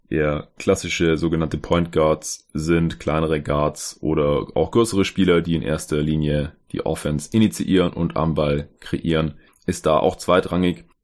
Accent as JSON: {"language": "German", "town": "Stuttgart", "region": "Baden-Württemberg", "country": "Germany", "tie": "born or raised there", "lives_now": "Berlin, Germany", "said": "Ich war erst geschäftlich unterwegs in Stuttgart in meiner Heimatstadt, wo mein Arbeitgeber ist"}